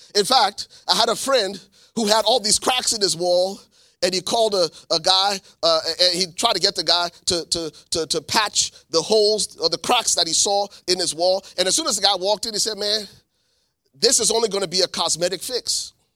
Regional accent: Liberia; moved away; also born or lived in New Jersey, United States / Columbus, Ohio, United States; I'm originally from Liberia, West Africa. My family was granted political asylum in nineteen ninety-three.

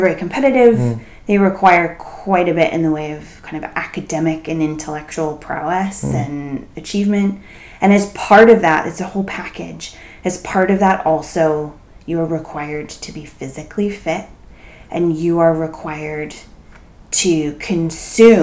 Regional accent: San Francisco Bay Area, California, United States; I grew up in the San Francisco Bay Area

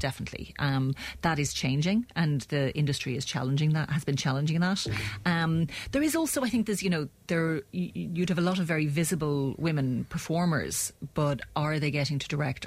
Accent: Clonmel, Munster, Ireland; moved away as an adult; I'm also a Tipperary native. Mm. Um, born and bred in Clonmel

